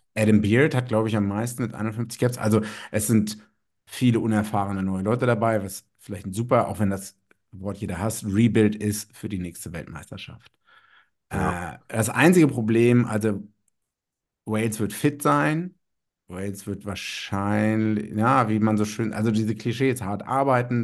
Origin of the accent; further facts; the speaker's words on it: Germany; ich nach wie vor als Deutscher, der in Deutschland wohnt